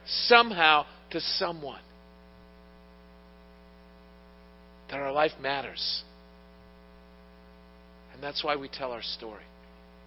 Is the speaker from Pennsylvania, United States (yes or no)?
yes; Pittsburgh, Pennsylvania, United States; I was born in Pittsburgh